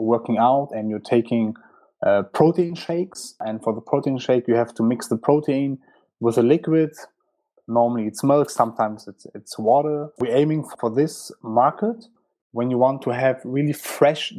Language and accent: English; Frankfurt, Hesse, Germany; I was born in Frankfurt and raised in Frankfurt